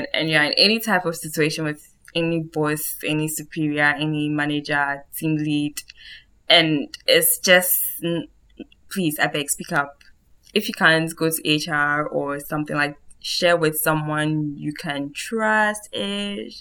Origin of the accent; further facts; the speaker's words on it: Ghana; now in Europe; as a Ghanaian who naturalized and lives in Europe now